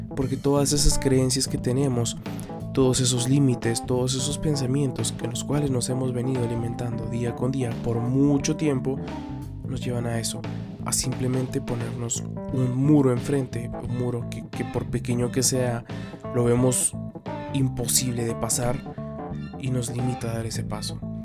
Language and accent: Spanish; Guatemala; acá en mi país, Guatemala